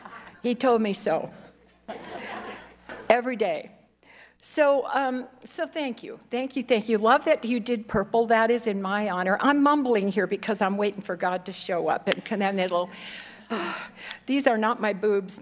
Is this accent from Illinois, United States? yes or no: yes; Chicago, Illinois, United States; born there; so I was born in Chicago, Illinois, in an alcoholic home.